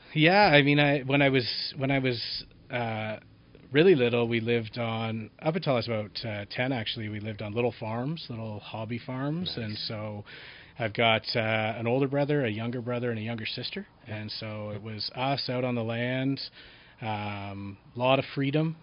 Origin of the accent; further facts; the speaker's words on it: Collingwood, Ontario, Canada; also born or lived in Niagara region; raised in a small town mm-hmm. in Southern Ontario called Collingwood